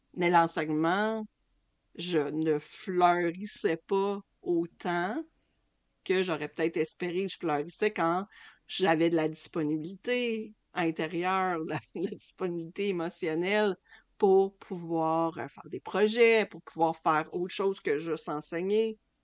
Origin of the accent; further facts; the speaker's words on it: Lac Saint-Jean, Quebec, Canada; moved away; also born or lived in Toronto; j'ai quitté le Lac Saint-Jean pour m'en aller à Toronto